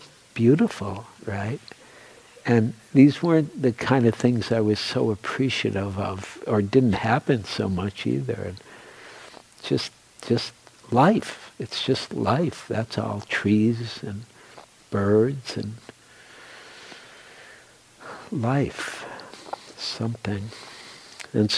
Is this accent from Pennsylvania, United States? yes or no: no; Detroit, Michigan, United States; moved away as an adult; also born or lived in New York / Oregon; I grew up in Detroit, which I really loved, and in the city, not in the suburbs